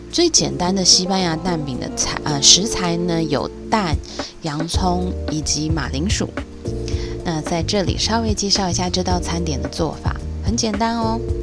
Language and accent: Chinese; Taiwan; 我来自台湾